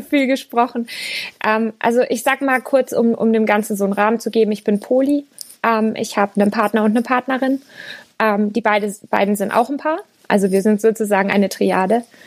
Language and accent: German; Lower Franconia, Bavaria, Germany; moved away as an adult; Ich komme eigentlich aus Unterfranken